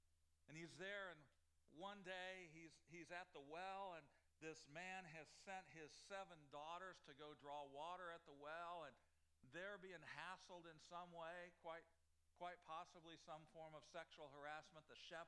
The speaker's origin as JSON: {"language": "English", "town": "Normal", "region": "Illinois", "country": "United States", "tie": "born or raised there", "moved": "yes", "said": "I grew up in Normal, Illinois."}